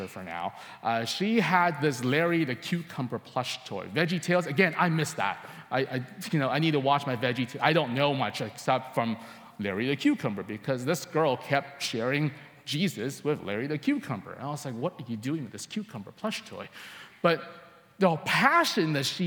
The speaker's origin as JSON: {"language": "English", "town": "Coquitlam", "region": "British Columbia", "country": "Canada", "tie": "born or raised there", "also_born_or_lived": "Hong Kong", "said": "I lived in Coquitlam most of my life. Only the first 7 years I was not here. I was born in Hong Kong, but Coquitlam is home"}